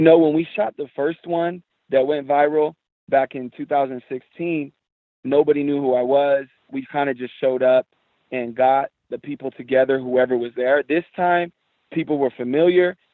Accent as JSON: {"language": "English", "town": "San Jose", "region": "California", "country": "United States", "tie": "born or raised there", "said": "I was born and raised in San Jose, California"}